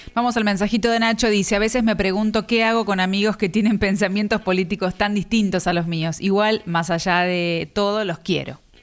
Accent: Chivilcoy, Buenos Aires Province, Argentina; moved away as an adult; Tengo amistades de primaria, de primer grado, segundo grado que todavía mantengo, que están allá en, mi ciudad donde nací, en Chivilcoy

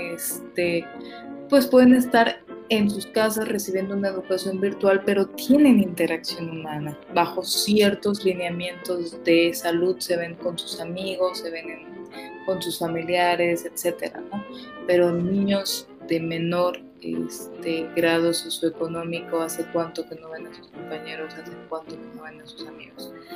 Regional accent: Mexico; como mexicanos

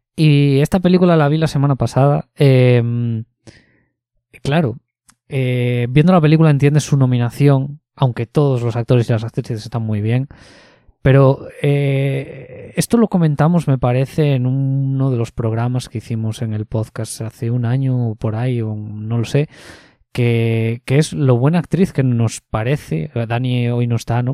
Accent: Ponferrada, Castile and León, Spain; moved away; mi ciudad de origen, en Ponferrada

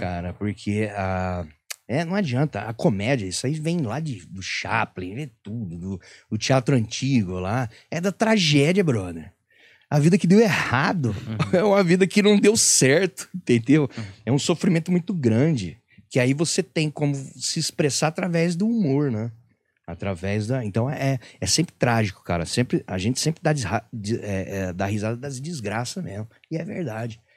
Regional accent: Penápolis, São Paulo, Brazil; moved away as an adult; eu sou lá de Penápolis. Minha referência era TV aberta

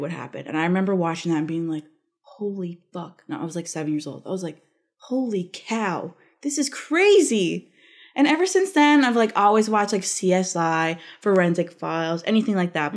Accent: Labrador City, Newfoundland and Labrador, Canada; moved away; back home in labrador I'm from Labrador

